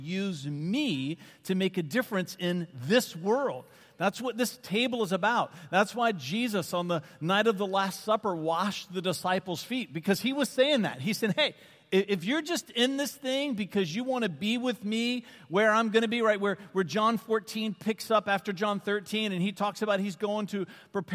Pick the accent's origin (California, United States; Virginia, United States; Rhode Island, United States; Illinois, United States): Virginia, United States; Varina; I grew up in this little farm community called Verina, just east of Richmond